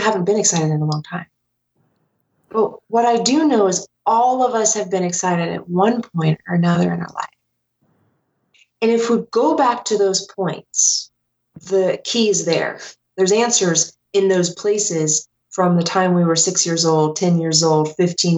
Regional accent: Ohio, United States; moved away as an adult; also born or lived in Denver, Colorado; I grew up in Ohio, and like most Midwesterners

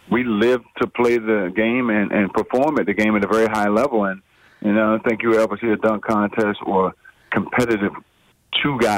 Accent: Baltimore, Maryland, United States; Well, I had a couple playground legends. I grew up in Baltimore who really taught me how to play the game.

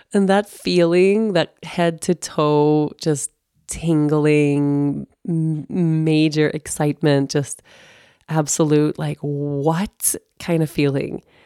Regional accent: Sweden; moved away; also born or lived in Costa Rica / United States / Aruba; I lived literally fif, fifteen years I was away from Sweden

